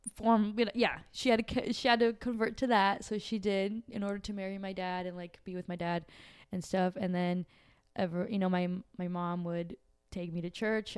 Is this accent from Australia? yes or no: no; Brazil; moved away; I'm from Brazil.